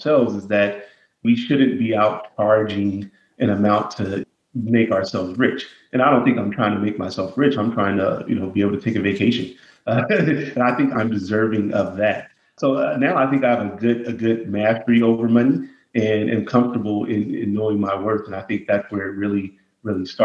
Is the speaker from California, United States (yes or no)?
yes; Los Angeles, California, United States; also born or lived in Inglewood; I grew up in South Central Los Angeles.